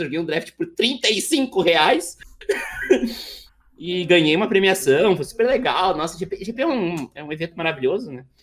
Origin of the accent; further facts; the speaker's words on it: Montenegro, Rio Grande do Sul, Brazil; Eu sou de Montenegro, tá? É uma cidade do lado de, Porto Alegre